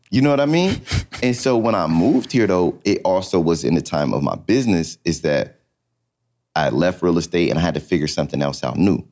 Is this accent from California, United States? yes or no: yes; California, United States; moved away as an adult; also born or lived in Atlanta; I come from California